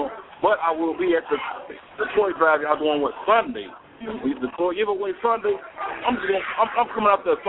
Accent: Harvey, Illinois, United States; I'm from Harvey. Harvey World, in a building.

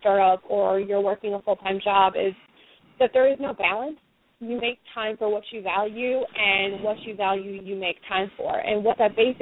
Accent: Iowa, United States; I'm from Iowa, which a lot of people confuse with Idaho, but it's the middle of the Midwest

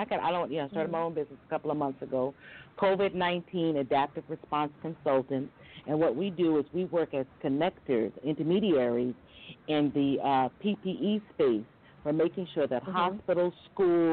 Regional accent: Great Neck, New York, United States; moved away as an adult; also born or lived in Bed-Stuy, Brooklyn / Beijing; I grew up in Great Neck, Long Island

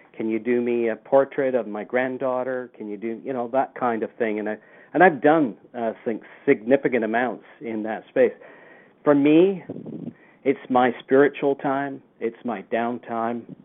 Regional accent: Lancashire, North West England, United Kingdom; now in Canada; I grew up in the UK, and I I emigrated to Canada in 1967. I came over from Lancashire

